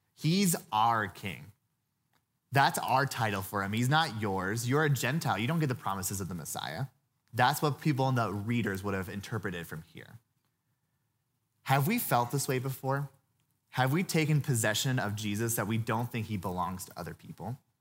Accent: Louisville, Kentucky, United States; now in Colorado, United States; I grew up in Louisville

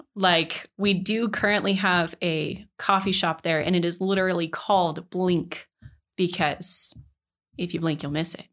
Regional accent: Mesa, Colorado, United States; now in Denver, United States; I was born and raised in Grand Junction, or at least around that area. Um, more specifically, Mesa, Colorado

